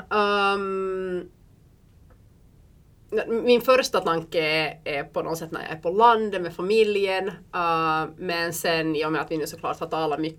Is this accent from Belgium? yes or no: yes; Belgium; Och jag är uppvuxen i Belgien